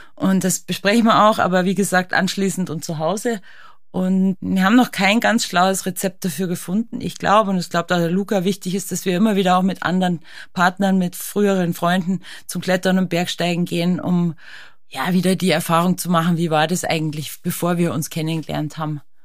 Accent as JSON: {"language": "German", "town": "Berchtesgaden", "region": "Bavaria", "country": "Germany", "tie": "born or raised there", "said": "ich liebe meine Heimat, die Alpen, Berchtesgaden"}